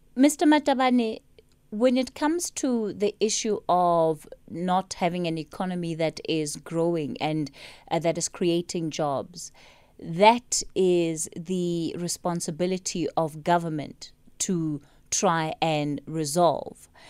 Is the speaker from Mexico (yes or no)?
no; South Africa